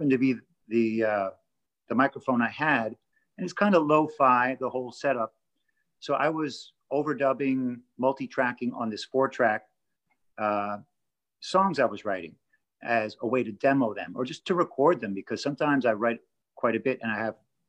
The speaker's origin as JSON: {"language": "English", "town": "Toronto", "region": "Ontario", "country": "Canada", "tie": "born or raised there", "moved": "as an adult", "lives_now": "Los Angeles, United States", "said": "I grew up in Toronto, Canada, but I've been in LA since the 90s."}